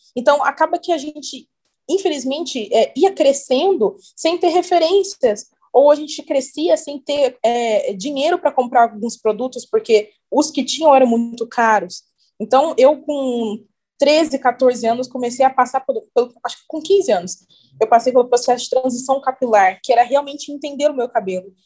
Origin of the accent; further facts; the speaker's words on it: Cruzeiro, São Paulo, Brazil; moved away as an adult; also born or lived in Rio de Janeiro; now in Maringá, Brazil; comecei fazendo alguns trabalhos na minha cidade natal, eu sou de Cruzeiro, interior de São Paulo.